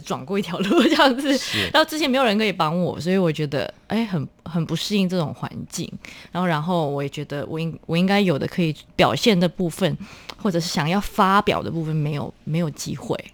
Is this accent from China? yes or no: no; Malaysia; moved away as an adult; also born or lived in Australia; now in Taipei, Taiwan; 我们马来西亚有分小，小学， 有一些小学是 纯粹就是母语的， 那我，嗯。我们是在那种华， 华文那种教育系统长大的